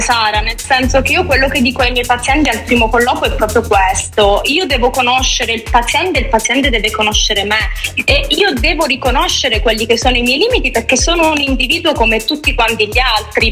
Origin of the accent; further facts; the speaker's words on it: a small town in Calabria, Italy; moved away as an adult; dopo tredici anni in città non è facile tornare in un paesino di tre, quattro mila abitanti